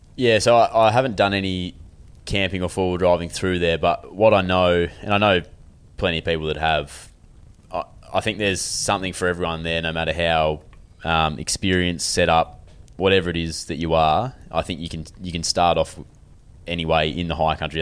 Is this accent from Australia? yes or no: yes; Western Australia, Australia; also born or lived in Melbourne area, Victoria; now in Melbourne, Australia; we're quite W A based here, obviously because we're, we're all from here